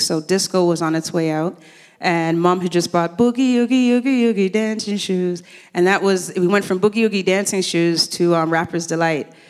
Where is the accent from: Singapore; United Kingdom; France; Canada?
Canada; Toronto, Ontario; also born or lived in Kingston, Jamaica; I came here when I was six years old